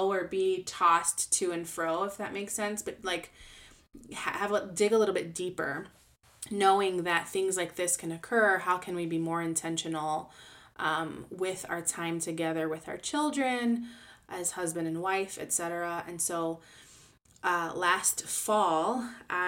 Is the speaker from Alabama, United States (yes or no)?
no; Chicago, Illinois, United States; moved away as an adult; now in Dallas-Fort Worth area, United States; born and raised in Chicago and I loved living there